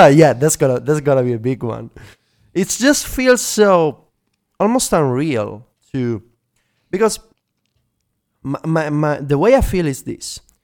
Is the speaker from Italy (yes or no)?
yes; Italy; accent: Italian; English is a second language; my first language is not English.